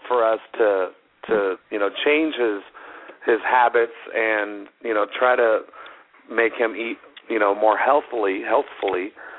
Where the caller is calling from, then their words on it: Colorado, United States; calling from Colorado.